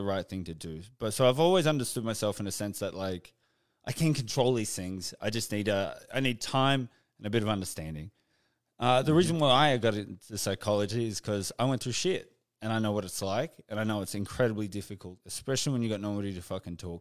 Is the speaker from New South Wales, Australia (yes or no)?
no; Canberra, Australian Capital Territory, Australia; moved away as an adult; I was just recently back in my hometown in Canberra